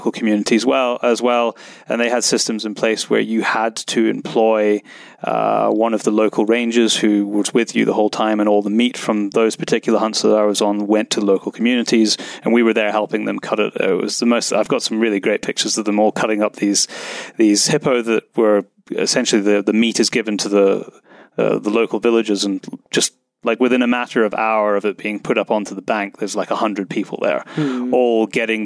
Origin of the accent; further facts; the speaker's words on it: Scotland, United Kingdom; accent: British; Scotland, which is my home country